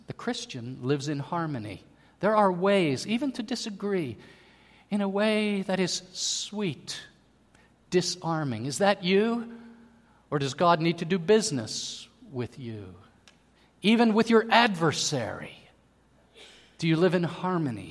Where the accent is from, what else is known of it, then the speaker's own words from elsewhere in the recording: Pittsburgh, Pennsylvania, United States; moved away; I was from Pittsburgh